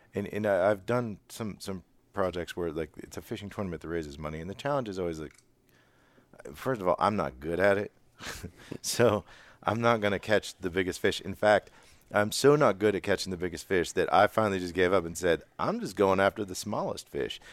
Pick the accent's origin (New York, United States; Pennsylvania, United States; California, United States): Pennsylvania, United States; Western; I'm from Western P